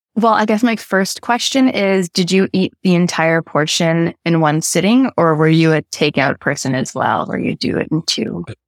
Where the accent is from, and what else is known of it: Canada